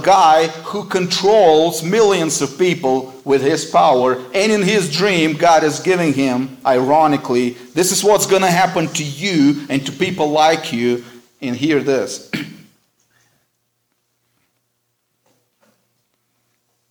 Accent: United States; as Americans and American Christians

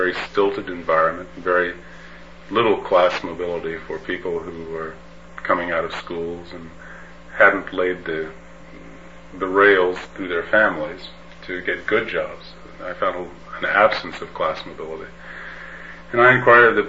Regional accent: Midwest, United States; I grew up in the Midwest, attended a state school, Ohio State University

